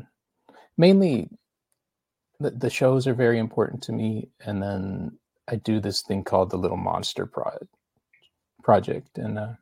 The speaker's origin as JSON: {"language": "English", "town": "Houston", "region": "Texas", "country": "United States", "tie": "born or raised there", "also_born_or_lived": "Chicago", "said": "I was born in Chicago, and then we moved to Houston when I was five"}